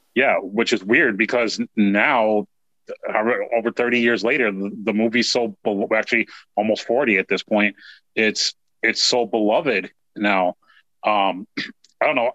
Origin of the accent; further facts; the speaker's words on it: New York, United States; growing up in New York in the Bronx